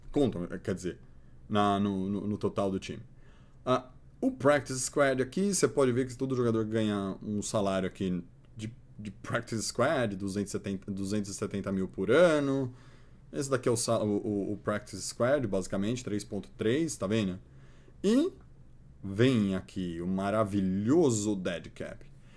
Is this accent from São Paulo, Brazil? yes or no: yes; Santo André, São Paulo, Brazil; eu sou de Santo André